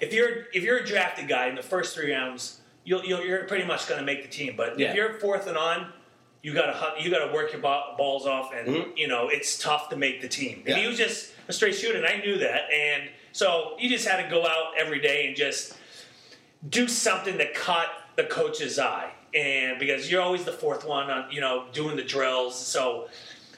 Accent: Boston, Massachusetts, United States; accent: Boston; moved away as an adult; I grew up in the Boston area.

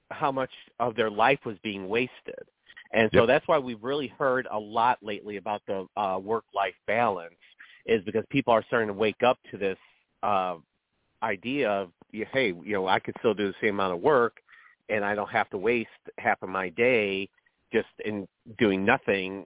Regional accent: Chicago, Illinois, United States; moved away; also born or lived in the South; I'm from Chicago originally

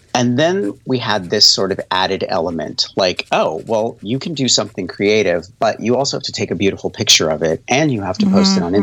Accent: La Junta, Colorado, United States; moved away; I grew up in La Junta, Colorado

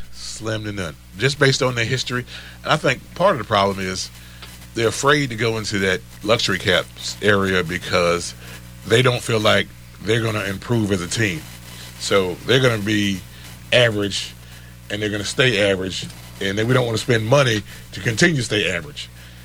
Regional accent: United States; I'm from Carolina.

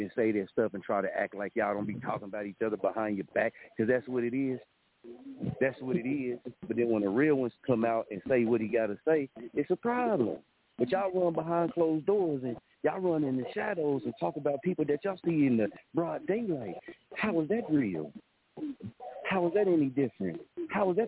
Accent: Muskogee, Oklahoma, United States; moved away as an adult; I watch my hometown

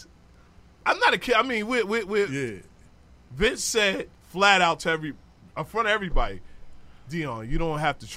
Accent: Farmers and Linden, Queens, New York, United States; I'm from Farmers, Linden

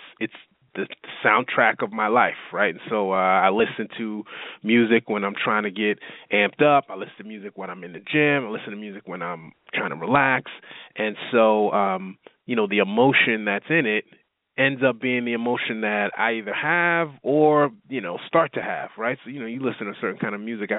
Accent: New York, United States; moved away as an adult; now in Texas, United States; I grew up in New York

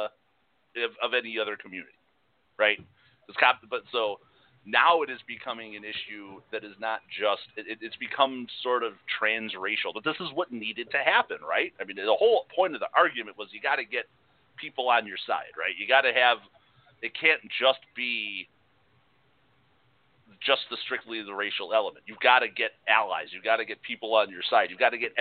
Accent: Chicago, Illinois, United States; moved away; Like you and I grew up in Chicago

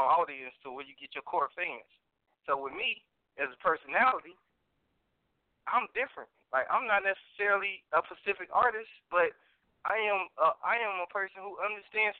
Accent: Chicago, Illinois, United States; moved away; also born or lived in Missouri City, Texas; you got my 708 number because, you know, I'm from the Chi originally.

